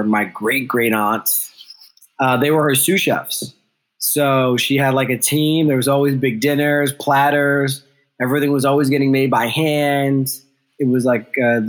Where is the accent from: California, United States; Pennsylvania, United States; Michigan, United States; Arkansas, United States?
Pennsylvania, United States; the Poconos, Northeast; moved away; also born or lived in Ghana / New York; I grew up in Northeast Pennsylvania